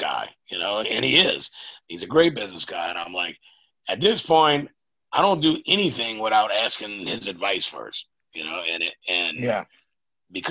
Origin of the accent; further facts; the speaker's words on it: Louisiana, United States; I live about 3 blocks from where I grew up. And if I go 1 block up to the highway, which is just, it's a highway, but it's nothing too busy or too big. If I go up 1 block from there, I'm 1 block from the Mississippi River and the levee